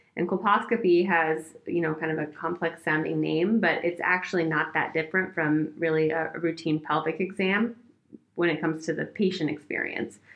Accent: Oregon, United States; moved away as an adult; I'm from Oregon, I grew up there

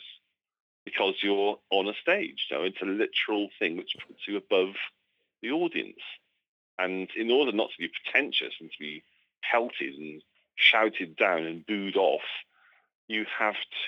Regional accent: Cardiff, Wales, United Kingdom; born and raised in Cardiff

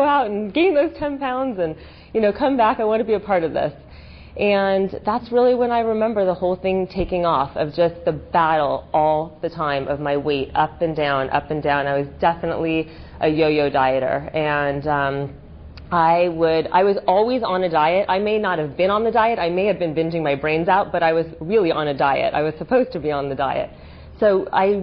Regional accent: Los Angeles, California, United States; moved away as an adult; also born or lived in Michigan; I grew up in Los Angeles

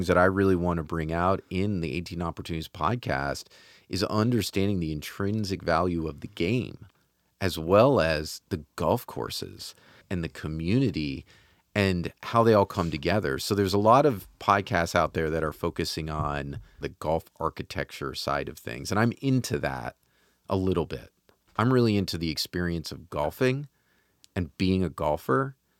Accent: New York, United States; when I was growing up, like where I grew up in Dutchess County, there was a Dutchess County Country Club, which was right on Route 9.

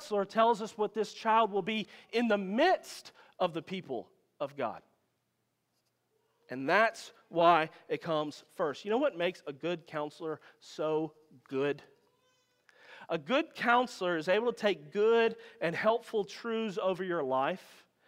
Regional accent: Louisiana, United States; I'm from Louisiana

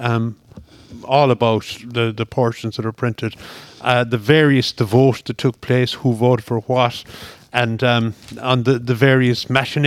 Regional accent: Scariff, County Clare, Ireland; moved away as an adult; also born or lived in Dublin; growing up in Scariff in East Clare

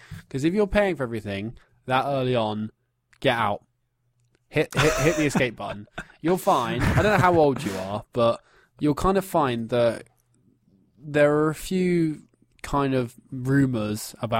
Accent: England, United Kingdom; Growing up in England, in middle-class England, in sort of the schools we go to, it kind of just seeps into your culture a bit.

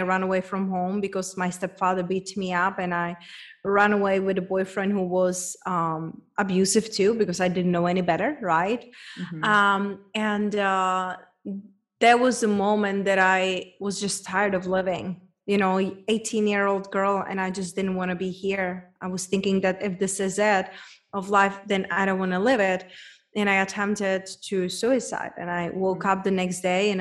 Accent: Czechia; English is a second language; moved away as an adult; also born or lived in Spain / London / United States; now in Mexico; It's a girl from small town back in Czech Republic. Hence, that's where my accent is from

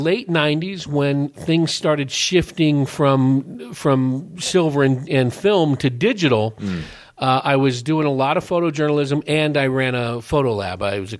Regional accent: Hayward, California, United States; also born or lived in Paulden, Arizona; now in Prescott, United States; When I was growing up there, Hayward, California. It's between Oakland and San Jose.

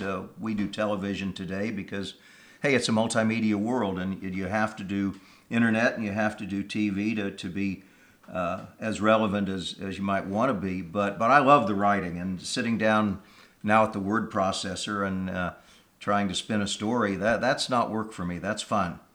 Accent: Kansas, United States; moved away; I'm from Kansas originally

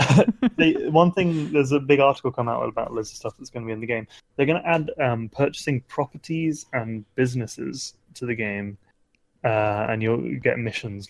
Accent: United Kingdom; I'm British.

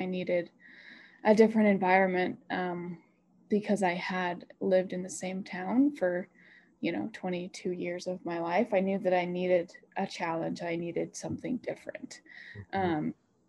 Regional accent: Sugar City, Idaho, United States; I think probably the biggest one for both of us was the social aspect of our lives in Sugar City and in Idaho Falls. After growing up and start, you know

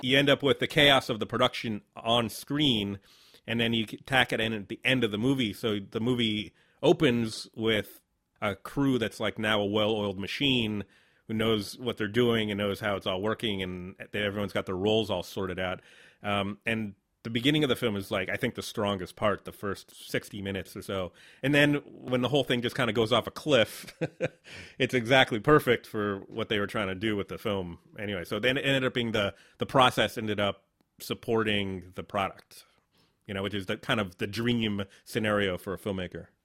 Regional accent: New Haven, Connecticut, United States; moved away as an adult; also born or lived in Brazil / Boston / New York City; now in New Orleans, United States; I grew up in Southern Connecticut, New Haven, which is a, a city of about a hundred fifty thousand, big college town.

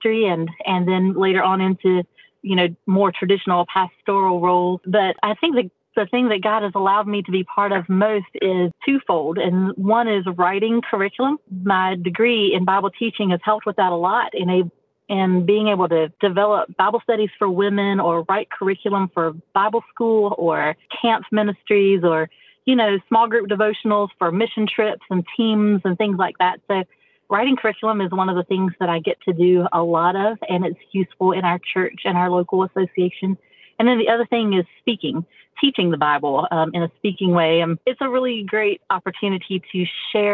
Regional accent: North Carolina, United States; moved away as an adult; now in Ramsey, Illinois, United States; My husband's from Kentucky and I'm from North Carolina.

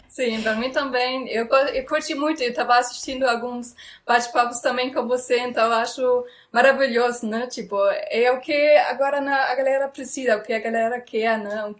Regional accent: Frankfurt, Hesse, Germany; Portuguese is a second language; moved away as an adult; now in Brazil; eu sou alemã e nasci em Frankfurt

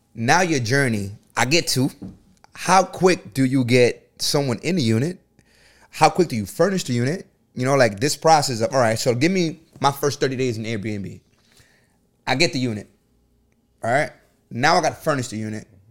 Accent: New York City, New York, United States; I'm from the Bronx

